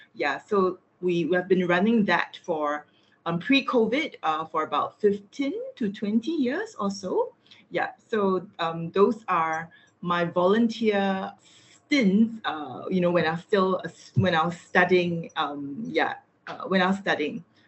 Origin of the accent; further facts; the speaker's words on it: Singapore; I'm from Singapore